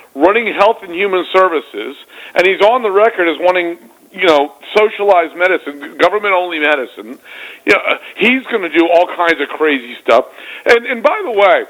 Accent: Virginia, United States; Virginia being my home state

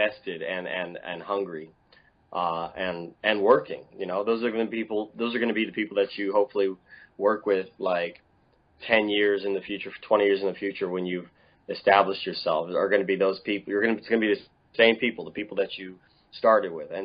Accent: Dallas, Texas, United States; moved away as an adult; also born or lived in Atlanta / Connecticut; Originally from Dallas, Texas. Yeah, born

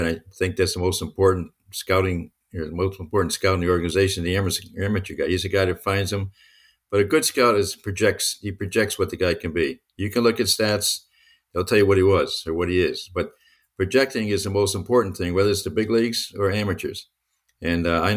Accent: Connecticut, United States; I'm from Connecticut.

